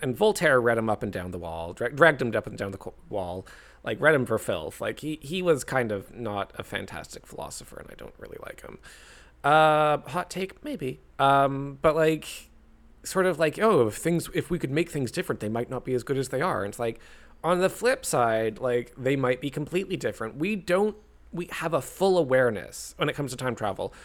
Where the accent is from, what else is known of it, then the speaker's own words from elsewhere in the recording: Canada; I'm Canadian